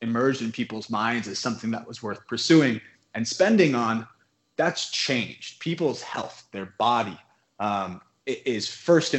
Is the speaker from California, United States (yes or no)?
yes; Bay Area, California, United States; I'm from the Bay Area originally. And when I grew up, I lived about 30 minutes from San Francisco